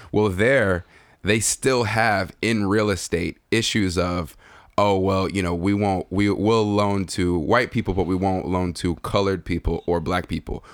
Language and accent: English; Nigeria; being a Nigerian, being a native Nigerian